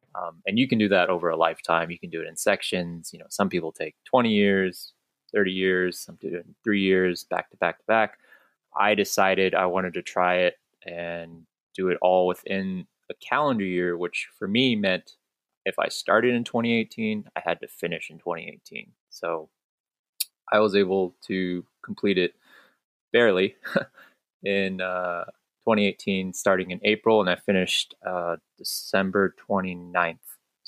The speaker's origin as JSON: {"language": "English", "region": "California", "country": "United States", "tie": "born or raised there", "also_born_or_lived": "Hong Kong", "said": "But I'm from California and Hong Kong, so I'm a dual citizen. And I grew up in both areas"}